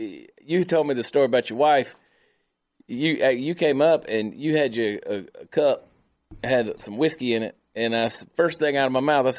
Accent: Georgia, United States; moved away; Had she been elected governor of Georgia, which is my home state, where I grew up, my family's still there. That's why I was coming back, because I felt it important. That's still home to me in a big way.

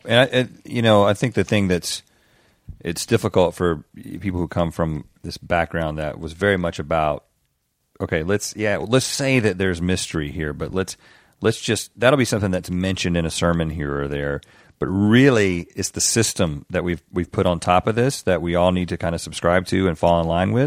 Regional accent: the South, United States; growing up in the South

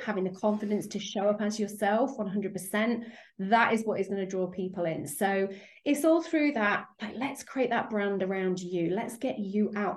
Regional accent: United Kingdom; accent: British; As you can probably hear from my accent, I'm over in the UK

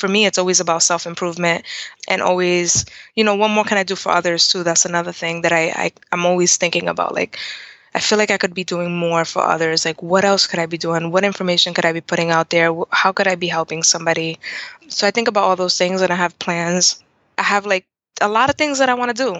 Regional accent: Providence, Rhode Island, United States; I'm born and raised in Providence.

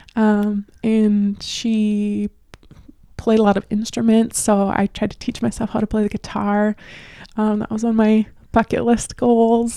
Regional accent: North Dakota, United States; accent: Midwest regional; I'm from North Dakota

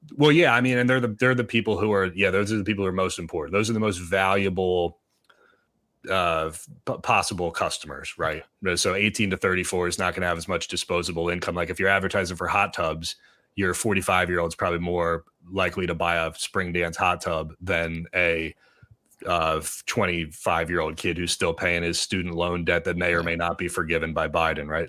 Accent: Pottstown, Pennsylvania, United States; my hometown newspaper, the Pottstown Mercury

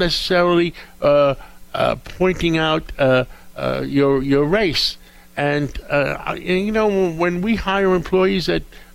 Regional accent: New York City, New York, United States; I grew up in Harlem

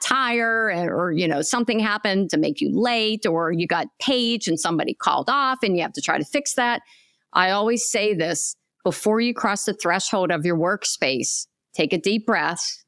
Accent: Pennsylvania, United States; moved away as an adult; now in Tampa, United States; a hospital in Pennsylvania, my home state. However, I left my home state about four and a half years ago to come here to Tampa, Florida

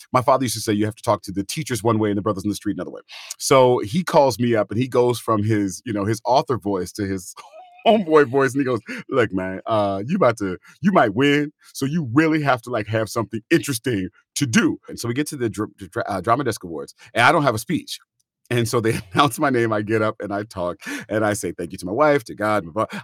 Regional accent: California, United States; moved away; I was from California

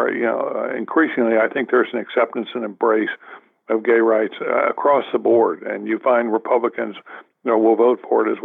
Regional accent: the South, United States; moved away; I grew up in the South

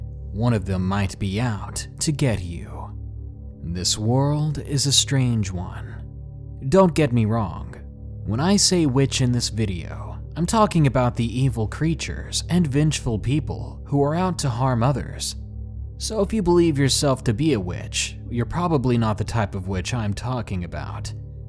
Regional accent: Williamsport, Maryland, United States; But one dark night in my hometown of Williamsport, Maryland, changed the way I think completely. It happened nearly 10 years ago, when I was 16 going on 17 in my hometown. It was one of those places like everybody knows everybody.

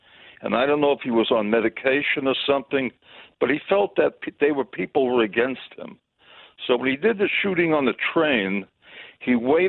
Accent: New York City, New York, United States; now in Indianapolis, United States; I'm in Indianapolis. I love your show. I'm from Crown Heights

